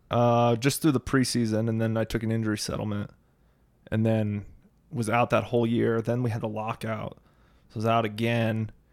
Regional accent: Phoenix, Arizona, United States; moved away as an adult; also born or lived in Charlotte, North Carolina; now in Boise, United States; I grew up in Phoenix

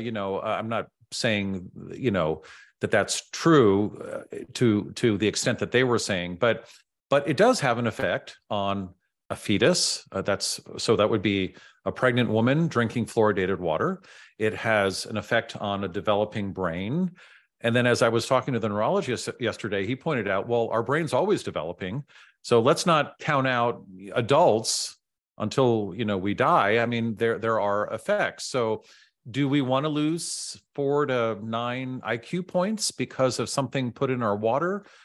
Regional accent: San Francisco, California, United States; also born or lived in Silicon Valley; I grew up in San Francisco

